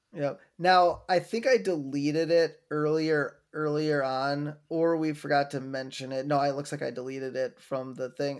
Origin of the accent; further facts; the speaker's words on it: Wisconsin, United States; growing up in Wisconsin